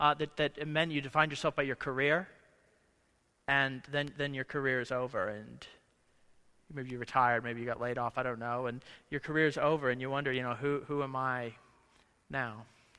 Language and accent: English; Ohio, United States; moved away as an adult; This week I was at home from Monday morning through Thursday afternoon in Ohio with my family, and it's so interesting to be back in the place. I haven't lived since I was 21 years old, back in the same places